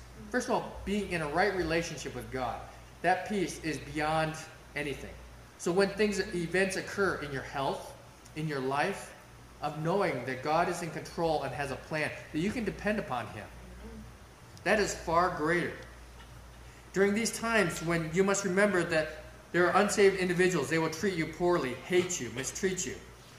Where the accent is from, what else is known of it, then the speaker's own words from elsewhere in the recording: Russia; I remember growing up in Russia, where they had to meet outdoors in freezing temperatures.